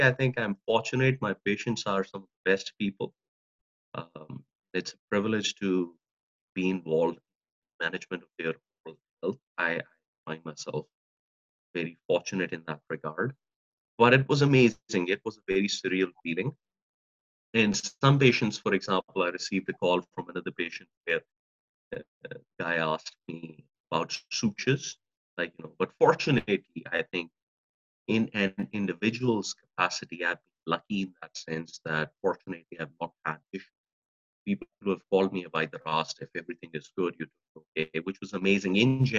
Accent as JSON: {"language": "English", "country": "Pakistan", "moved": "yes", "lives_now": "Regina, Canada", "said": "Given my own experience, I came from another country, I came from Pakistan, and I lived here."}